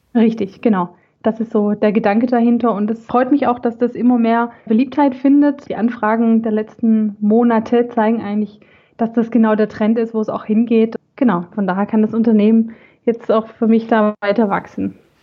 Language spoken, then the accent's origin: German; Swabia, Germany; accent: Swabian; also born or lived in Gummersbach area; now in Gummersbach, Germany; ich bin gebürtige Schwäbin, wie man vielleicht äh, auch heraushören kann